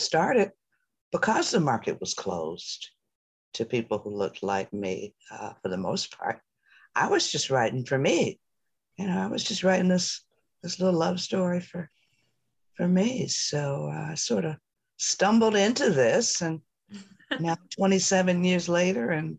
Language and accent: English; Detroit, Michigan, United States; I was born and raised in Detroit.